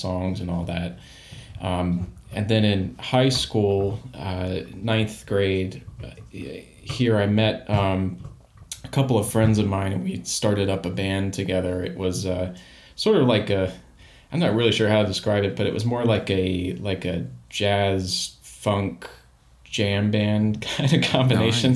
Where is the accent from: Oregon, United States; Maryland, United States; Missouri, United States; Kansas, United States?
Maryland, United States; outside of Baltimore; I grew up outside of Baltimore, Maryland